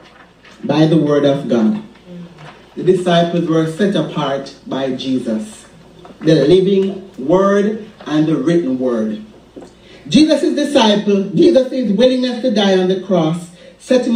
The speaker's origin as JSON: {"language": "English", "country": "Jamaica", "tie": "born or raised there"}